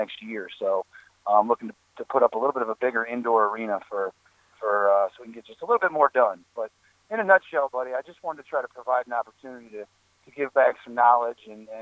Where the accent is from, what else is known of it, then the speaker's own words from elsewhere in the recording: Indiana, United States; moved away as an adult; now in Eastern Shore, Maryland, United States; I was originally from the Midwest, an Indiana guy.